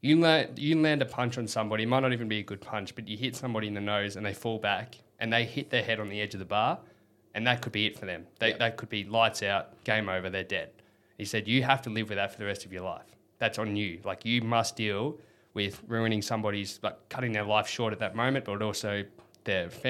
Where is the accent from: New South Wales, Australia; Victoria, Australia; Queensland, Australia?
Victoria, Australia; we grew up in Victoria playing AFL